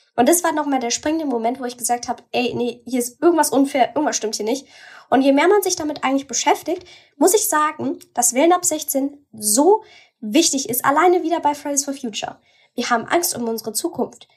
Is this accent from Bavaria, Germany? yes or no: yes; Bavaria, Germany; bei uns in Bayern